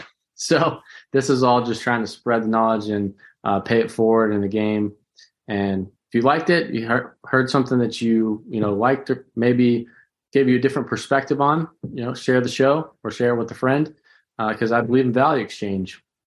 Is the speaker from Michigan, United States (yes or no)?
no; St. Louis, Missouri, United States; I was born in Saint Louis down there at the old Jewish hospital